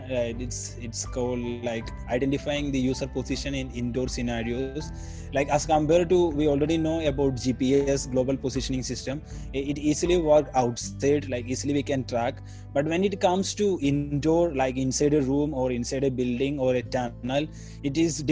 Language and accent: English; Kerala, India; first language Malayalam; English is a second language; moved away as an adult; now in South Korea; from south side, like our language, my mother tongue Malayalam